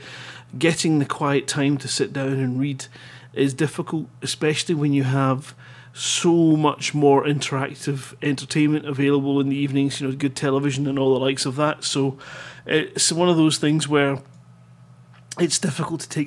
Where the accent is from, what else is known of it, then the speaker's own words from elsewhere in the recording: Scotland, United Kingdom; being Scottish